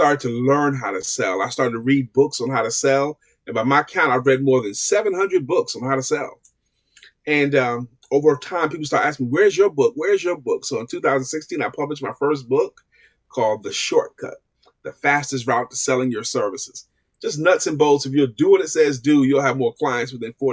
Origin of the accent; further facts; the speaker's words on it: New York City, New York, United States; I'm born and raised in Brooklyn, New York